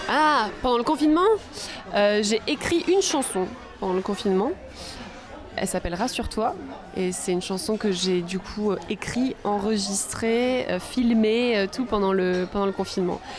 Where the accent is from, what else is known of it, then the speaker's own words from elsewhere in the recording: Arcachon Bay, Nouvelle-Aquitaine, France; J'ai grandi euh, sur le bassin